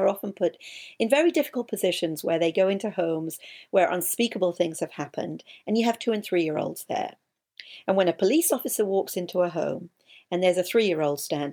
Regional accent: England, United Kingdom; I'm English

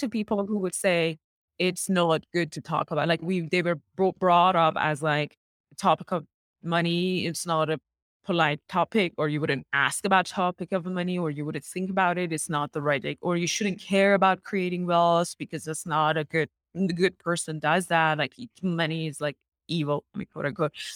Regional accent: Iran; moved away as an adult; also born or lived in Middle East / Canada; now in United States; I was born in Iran and I went to school in Iran

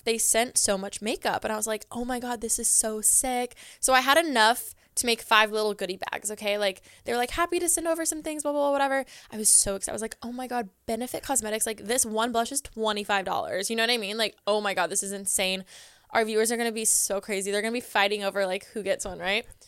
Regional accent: Southern California, United States; also born or lived in Orange County / Riverside; We grew up in Southern California.

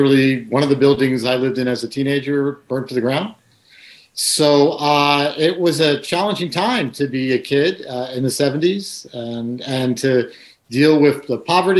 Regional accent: New York City, New York, United States; moved away as an adult; And I grew up in the Bronx. My parents are both working folks, neither of whom graduated from high school.

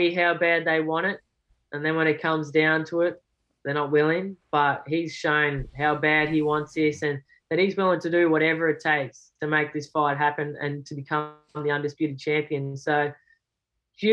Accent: Australia; being an Aussie

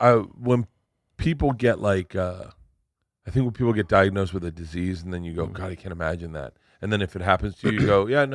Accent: Tampa, Florida, United States; moved away; I grew up in Florida.

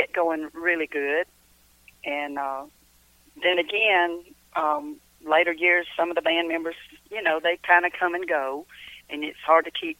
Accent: Cumming, Georgia, United States; also born or lived in Kentucky; because I was born and raised here in Cumming, Georgia.

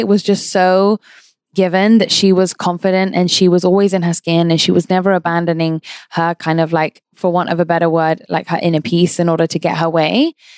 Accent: London, United Kingdom; I grew up in London

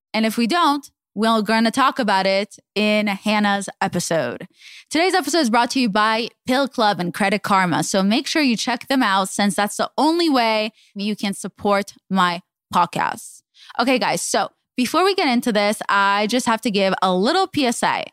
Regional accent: Israel; moved away; I grew up in Israel

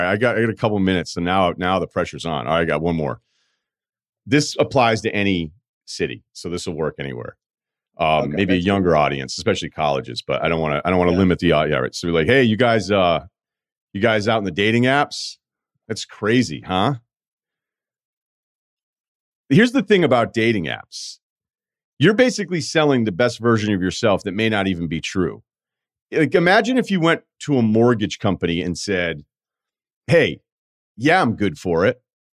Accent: the South, United States; And, you know, I'm a kid from the South.

